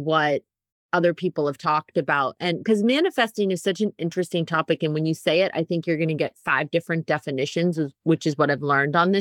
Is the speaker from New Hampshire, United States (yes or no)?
yes; New Hampshire, United States; New Hampshire is my home state